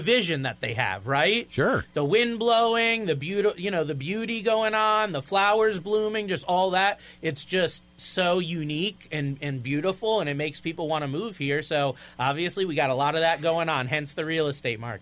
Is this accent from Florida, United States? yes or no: yes; Florida, United States; moved away as an adult; now in New England, United States; I'm from Florida. I don't like the cold